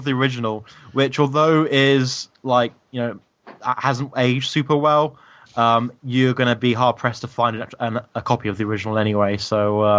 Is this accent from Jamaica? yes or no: no; United Kingdom; I'm British. Very terribly British.